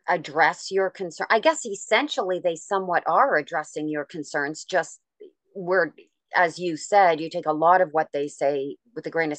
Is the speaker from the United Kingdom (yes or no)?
no; Canada; I'm Canadian